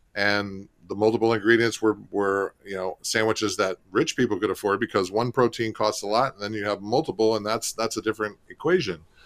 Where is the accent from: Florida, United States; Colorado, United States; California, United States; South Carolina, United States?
Florida, United States; St. Petersburg; also born or lived in Alaska / West Palm Beach; I grew up in Saint Petersburg, right across the, the, the bay from Tampa.